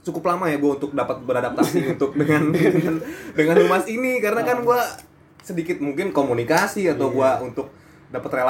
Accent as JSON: {"language": "Indonesian", "town": "Bogor", "region": "West Java", "country": "Indonesia", "said": "jujur gue dari Bogor sedikit kaget sih saat gue"}